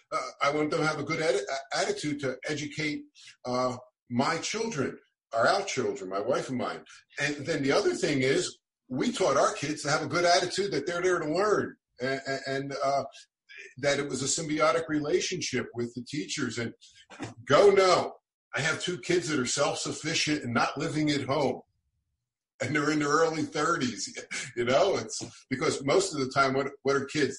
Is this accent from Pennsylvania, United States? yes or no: yes; Philadelphia, Pennsylvania, United States; moved away; also born or lived in Poway, California; where I grew up in South Philadelphia